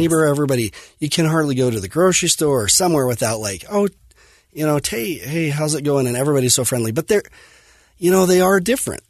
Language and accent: English; Fillmore, Utah, United States; I grew up in Fillmore, um, Utah, on a farm, and dairy farm, crop farm, and loved Millard High School